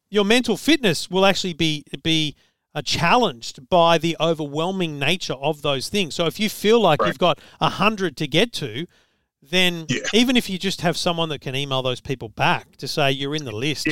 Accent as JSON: {"language": "English", "country": "Australia", "said": "as an Australian"}